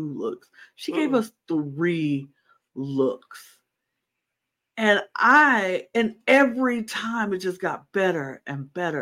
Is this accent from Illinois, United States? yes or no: yes; Chicago, Illinois, United States; I'm from Chicago.